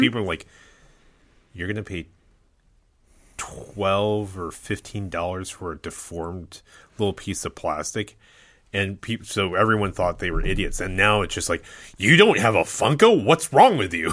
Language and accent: English; Ohio, United States; born and raised in Ohio